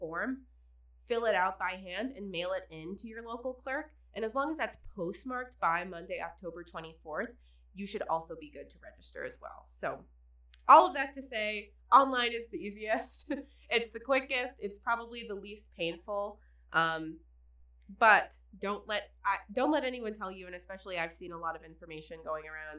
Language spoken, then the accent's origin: English; Midland, Michigan, United States; I'm from Midland, which is still a bit more of like a city